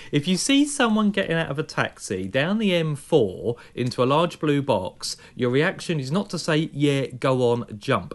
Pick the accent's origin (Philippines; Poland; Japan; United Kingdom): United Kingdom; I'm British.